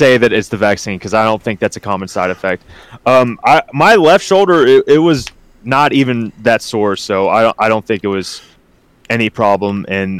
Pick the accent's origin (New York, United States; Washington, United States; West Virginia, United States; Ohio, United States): West Virginia, United States; No, I'm actually from West Virginia.